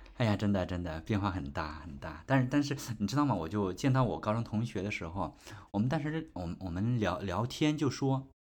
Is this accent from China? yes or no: yes; Anhui, China; moved away; 在我的老家安徽